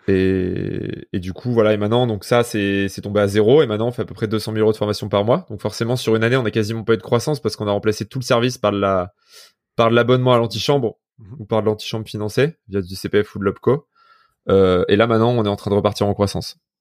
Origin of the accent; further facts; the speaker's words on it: Vif, Auvergne-Rhône-Alpes, France; je suis un mec de vif. donc, à côté, dans la banlieue de Grenoble, j'ai fait, j'étais au lycée en ZEP